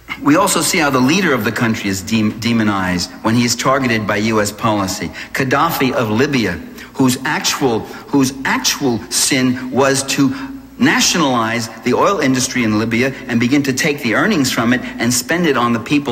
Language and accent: English; New York, United States; I'm from New York